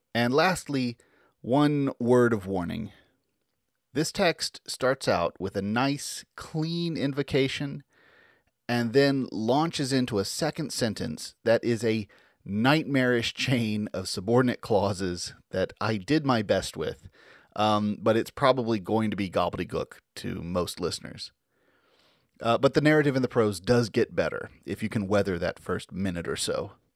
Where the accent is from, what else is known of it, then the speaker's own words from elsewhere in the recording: Tennessee, United States; a kid growing up in Tennessee